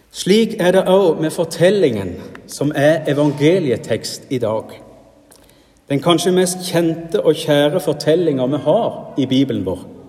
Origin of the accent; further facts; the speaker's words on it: Rogaland, Norway; now in Sunnmøre, Norway; Hjemme i Rogaland